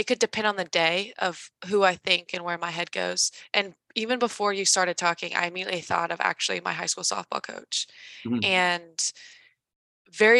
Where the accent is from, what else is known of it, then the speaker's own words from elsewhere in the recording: Carmel, Indiana, United States; moved away as an adult; also born or lived in Washington, D.C.; I grew up in Indiana. I've traveled, but I didn't really leave Indiana.